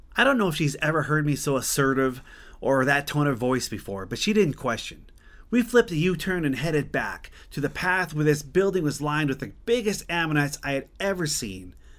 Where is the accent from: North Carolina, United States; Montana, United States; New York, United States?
Montana, United States; Glendive; my hometown of Glendive, Montana